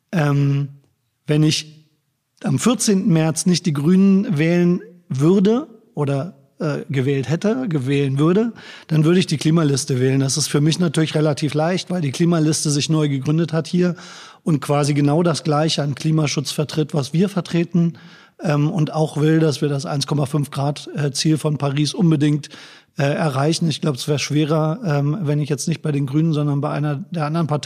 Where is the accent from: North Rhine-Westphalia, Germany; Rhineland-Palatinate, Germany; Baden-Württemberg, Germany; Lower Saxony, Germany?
Lower Saxony, Germany; Braunschweig; moved away as an adult; also born or lived in Bremen / Kiel; now in Koblenz, Germany; Ich bin äh, geboren in Bremen, aufgewachsen in Braunschweig, studiert in Kiel und bin 1996 nach Koblenz gekommen. Also bin ich eigentlich ein Löwe. Wir Braunschweiger sind Löwen